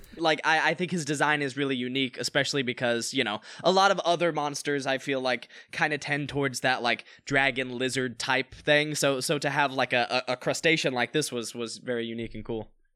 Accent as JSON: {"language": "English", "region": "North Carolina", "country": "United States", "moved": "yes", "lives_now": "Los Angeles, United States", "said": "I live out in L A and I'm an actor from North Carolina"}